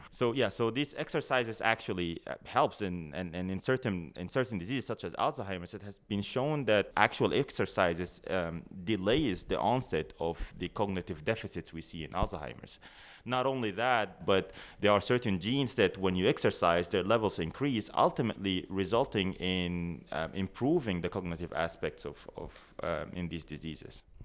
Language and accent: English; Sudan; moved away as an adult; now in Canada; I come from Sudan originally. That's where I did my undergraduate degree at the University of, uh, Khartoum